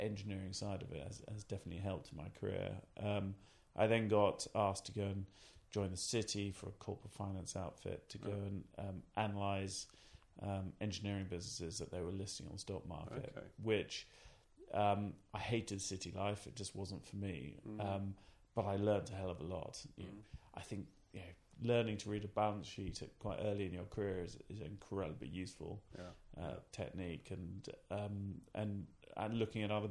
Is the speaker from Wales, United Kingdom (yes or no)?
no; Cambridge, East of England, United Kingdom; also born or lived in Norfolk / Southampton; I grew up in Cambridge and then moved to Norfolk.